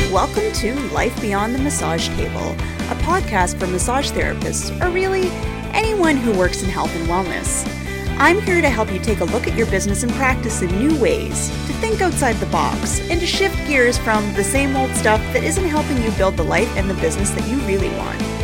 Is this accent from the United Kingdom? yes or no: no; Canada; I am Canadian